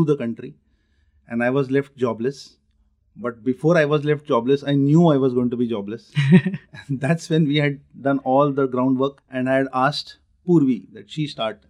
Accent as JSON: {"language": "English", "town": "Nagpur", "region": "Maharashtra", "country": "India", "said": "So I am from Nagpur."}